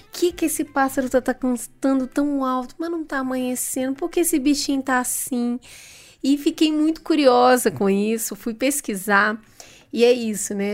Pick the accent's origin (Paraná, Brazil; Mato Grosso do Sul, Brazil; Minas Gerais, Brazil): Minas Gerais, Brazil; como boa mineira